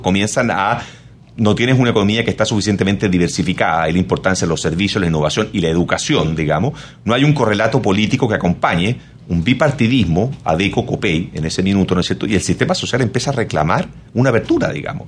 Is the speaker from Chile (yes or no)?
yes; Chile; esto no pasa en mi país